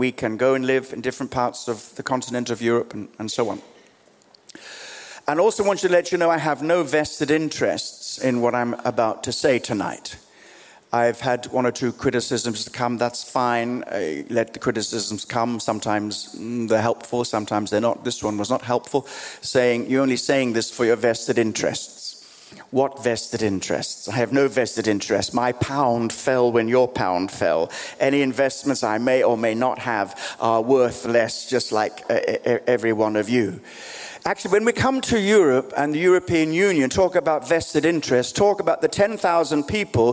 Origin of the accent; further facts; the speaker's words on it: Australia; also born or lived in Kenya; now in London, United Kingdom; I was born in East Africa, grew up in Australia, spent life here in London